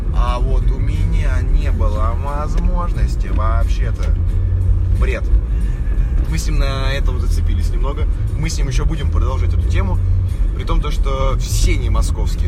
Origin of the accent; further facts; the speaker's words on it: Moscow, Russia; я жил в Москве